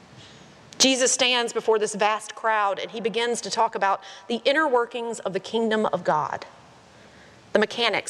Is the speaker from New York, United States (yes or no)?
no; Statesville, North Carolina, United States; my hometown of Statesville, North Carolina